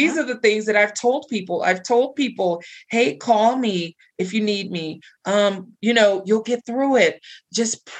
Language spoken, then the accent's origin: English; Texas, United States; now in Colorado, United States; I'm from Texas